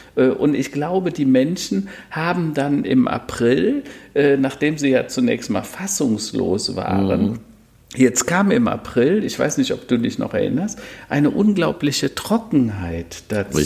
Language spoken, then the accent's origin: German; Hennef, North Rhine-Westphalia, Germany; Hennef, meine alte Heimat, da bin ich mal geboren mhm. oder in der Nähe von Hennef